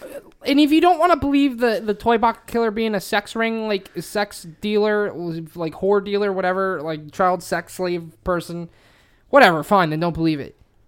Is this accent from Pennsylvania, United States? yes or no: yes; Pennsylvania, United States; I'm from Pennsylvania.